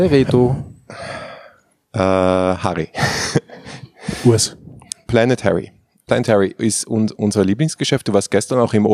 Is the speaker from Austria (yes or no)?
no; Switzerland; Da, wo ich herkomme aus der Schweiz, gibt es ja gar keine Haralde.